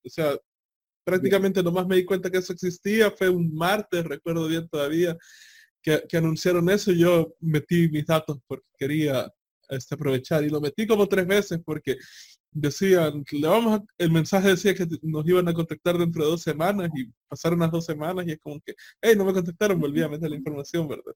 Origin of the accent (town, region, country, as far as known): El Salvador